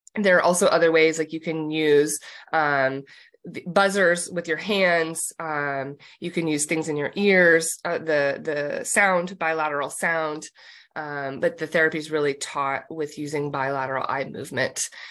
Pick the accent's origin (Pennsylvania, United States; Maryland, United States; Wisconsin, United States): Pennsylvania, United States; moved away as an adult; also born or lived in San Diego; I grew up in Pennsylvania